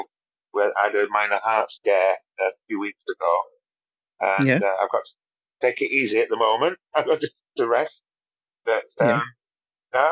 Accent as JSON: {"language": "English", "region": "Yorkshire and the Humber", "country": "United Kingdom", "said": "I'm from Yorkshire"}